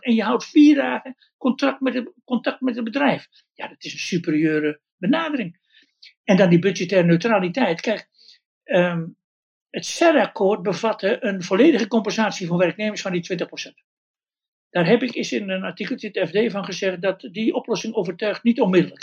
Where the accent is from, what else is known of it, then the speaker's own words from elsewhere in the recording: Westland, South Holland, Netherlands; bij ons in het Westland